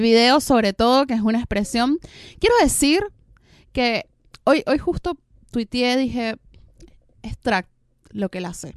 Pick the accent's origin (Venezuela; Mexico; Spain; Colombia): Venezuela; now in Argentina; yo que soy venezolana